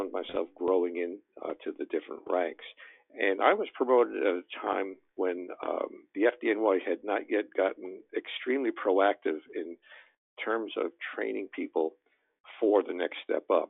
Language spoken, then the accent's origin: English; New York City, New York, United States; I grew up in Brooklyn in New York City